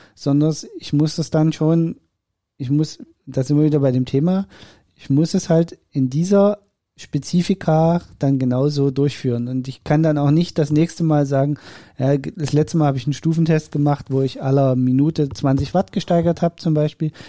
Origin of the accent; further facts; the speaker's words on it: East Germany, Germany; Ich bin Ossi. Bei uns gab es nur Fasching